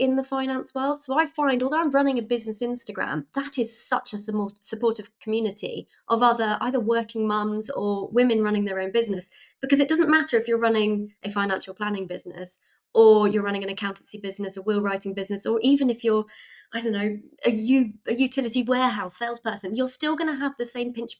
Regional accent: United Kingdom; as British people

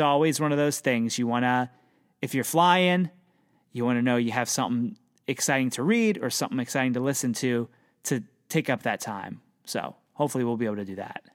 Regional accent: Pennsylvania, United States; I'm from Pennsylvania.

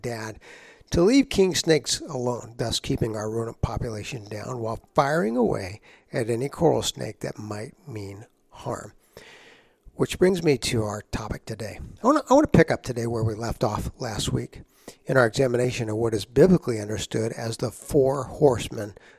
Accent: San Antonio, Texas, United States; I grew up in San Antonio, Texas

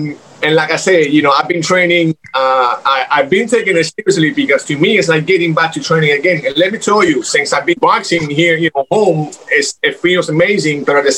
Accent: Miami, Florida, United States; also born or lived in Cuba / Los Angeles; You know, I'm original, you know, I'm Cuban. I was born in Cuba, raised in Miami, then went to LA, came back a couple years ago.

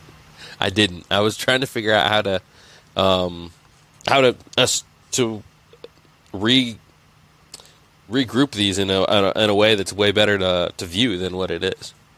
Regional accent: Indiana, United States; I grew up in Indiana

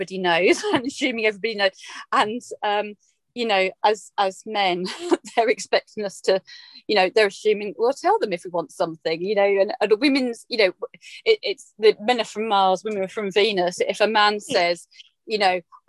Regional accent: Essex, East of England, United Kingdom; moved away; I'm an Essex girl. I'm back from the Essex roots.

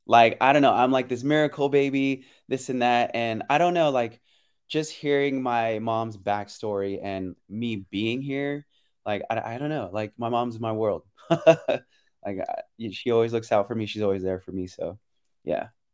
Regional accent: San Francisco, California, United States; moved away as an adult; also born or lived in Pleasanton, California / Daly City, California / Las Vegas, Nevada / Philippines (parents); I was born and raised in San Francisco. And then middle school and high school, um, I was in Pleasanton, um, East Bay

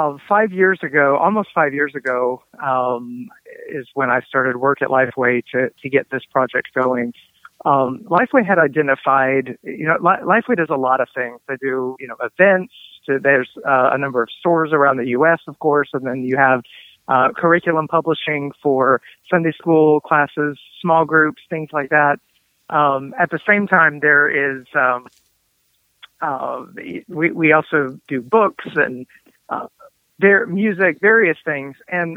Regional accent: Murfreesboro, Tennessee, United States; my hometown is Murfreesboro, Tennessee, which is one of the fastest growing cities in the country. It has changed a ton, even since I grew up here.

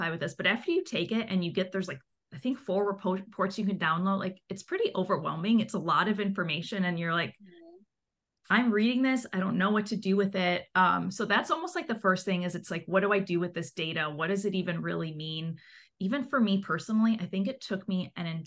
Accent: Chicago, Illinois, United States; I'm from Chicago, so I work in the Midwest region

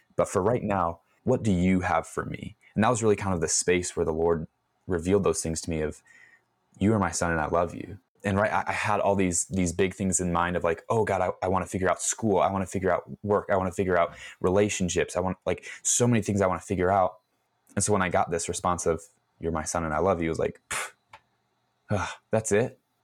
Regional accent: Chicago, Illinois, United States; I was born and raised in Chicago

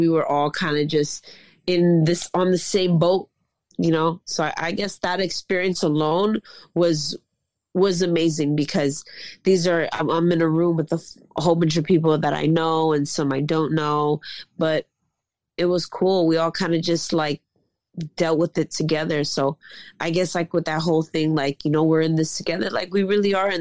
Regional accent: New York City, New York, United States; I'm from Queens. I got the whole hood in me

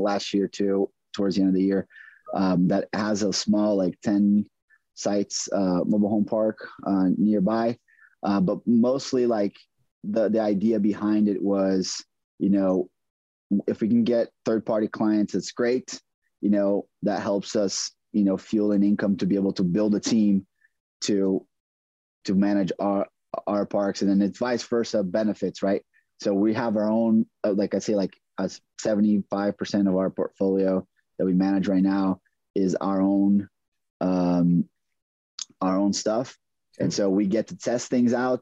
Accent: Brazil; moved away as an adult; also born or lived in McAllen, Texas; now in San Antonio, United States; I'm originally born and raised in Brazil. I came to the U.S. to on a tennis scholarship.

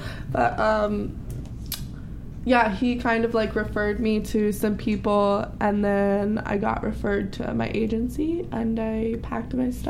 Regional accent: Virginia, United States; I'm from Virginia, not Dallas.

